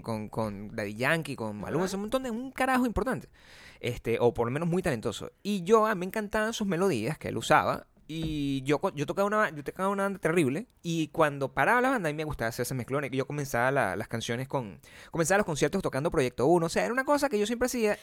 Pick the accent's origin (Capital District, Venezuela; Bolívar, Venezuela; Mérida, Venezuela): Capital District, Venezuela; Caracas; moved away; existía en mi país, Venezuela, hace cuando yo era joven